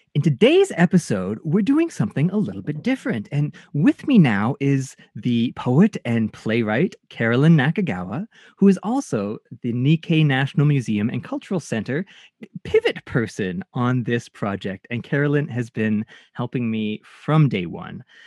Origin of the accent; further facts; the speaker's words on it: Canada; Japanese Canadian